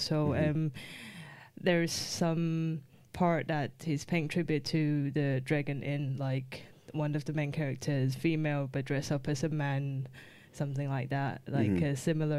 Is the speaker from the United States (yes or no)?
no; Taiwan; moved away as an adult; now in Edinburgh, United Kingdom; I'm from Taiwan, so I have more friends and people who can get me films from there.